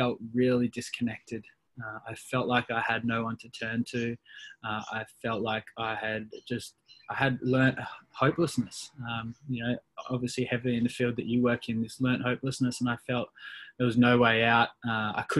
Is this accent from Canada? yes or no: no; Perth, Western Australia, Australia; born and raised in Perth, Western Australia